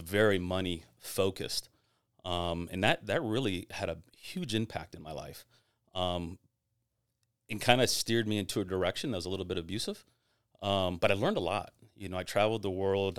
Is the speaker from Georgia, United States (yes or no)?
no; Tampa, Florida, United States; I'm born and raised in Tampa